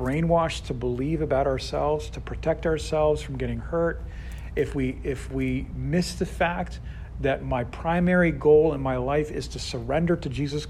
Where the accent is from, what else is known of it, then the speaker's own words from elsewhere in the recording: Boston, Massachusetts, United States; now in Houston, United States; I'm from Boston